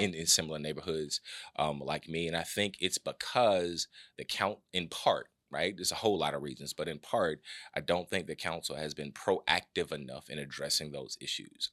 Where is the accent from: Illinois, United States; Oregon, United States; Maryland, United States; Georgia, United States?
Georgia, United States; Atlanta; I'm born and raised in the West End, uh, Oakland City to be exact.